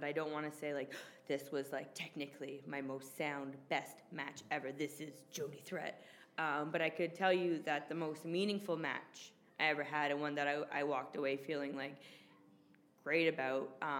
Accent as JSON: {"language": "English", "town": "Toronto", "region": "Ontario", "country": "Canada", "tie": "born or raised there", "said": "in my hometown, where my mom and dad can watch live. In the six"}